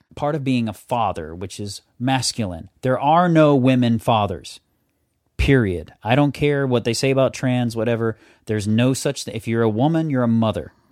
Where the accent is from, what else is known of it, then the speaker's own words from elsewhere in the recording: the South, United States; I'm from the South